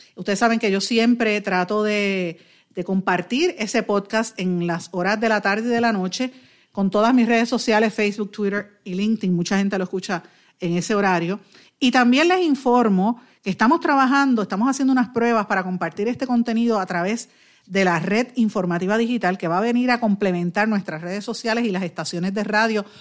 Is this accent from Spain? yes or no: no; Puerto Rico